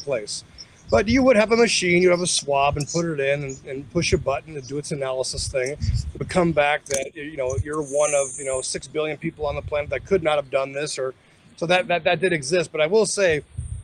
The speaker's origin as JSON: {"language": "English", "town": "Las Vegas", "region": "Nevada", "country": "United States", "tie": "born or raised there", "said": "I grew up in Las Vegas all of my life"}